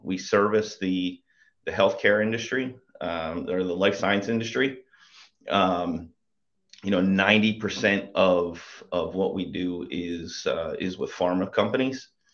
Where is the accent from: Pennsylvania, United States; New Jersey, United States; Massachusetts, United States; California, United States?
Pennsylvania, United States; Bucks County, outside Philadelphia; Grew up just right outside of Philadelphia in, in Bucks County